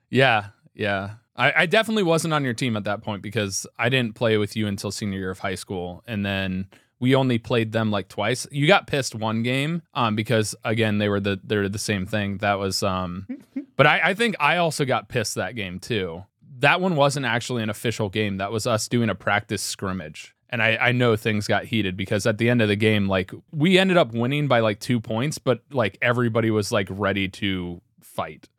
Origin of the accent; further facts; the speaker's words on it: Milford, United States; me and you never were really ingrained in the system throughout our entire youth growing up in the Milford system.